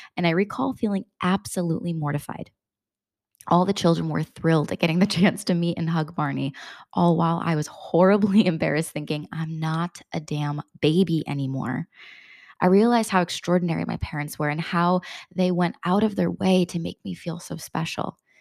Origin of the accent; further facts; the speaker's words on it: Bristol, Connecticut, United States; where I grew up in Bristol, Connecticut